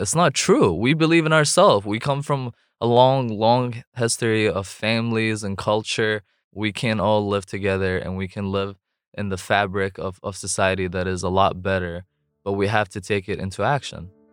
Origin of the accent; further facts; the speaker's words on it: Jordan; English is a second language; moved away as an adult; also born or lived in Raleigh, North Carolina, United States; now in North Carolina, United States; I was born in Raleigh, actually, at Rex Hospital. Grew up overseas in Jordan.